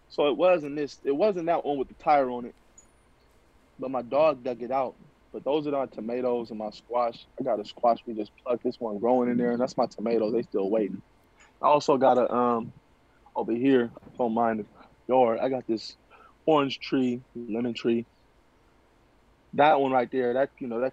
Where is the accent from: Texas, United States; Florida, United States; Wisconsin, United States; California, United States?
California, United States; Vallejo; also born or lived in Las Vegas; We've always lived in Vallejo. I've always lived in Vallejo.